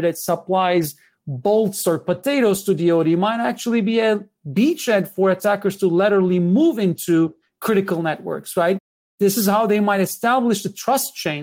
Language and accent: English; Istanbul, Turkey; moved away; I was born in Istanbul.